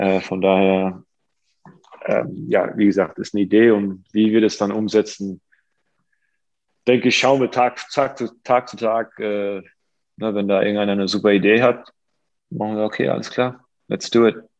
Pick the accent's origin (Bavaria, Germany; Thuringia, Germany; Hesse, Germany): Hesse, Germany; Offenbach am Main; meiner Heimatstadt Offenbach